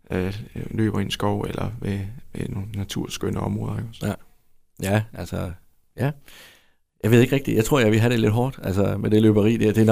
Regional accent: Vojens, Southern Denmark, Denmark; nu er jeg jo fra Vojens jo.

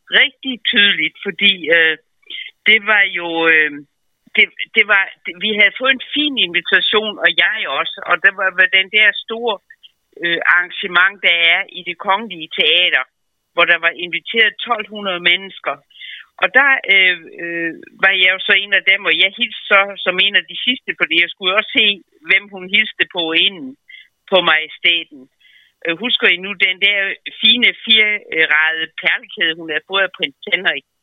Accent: Als, Southern Jutland, Southern Denmark, Denmark; moved away; jeg kendte jo kun til dem som sønderjyde

